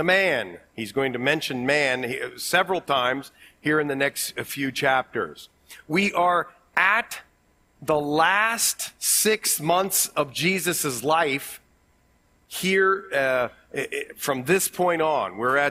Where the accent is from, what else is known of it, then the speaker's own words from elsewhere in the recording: Ohio, United States; accent: Ohio; my Ohio accent